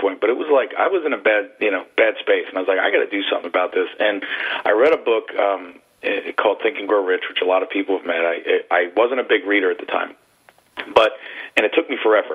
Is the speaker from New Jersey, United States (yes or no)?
yes; Trenton, New Jersey, United States; I grew up on the East Coast, Trenton, New Jersey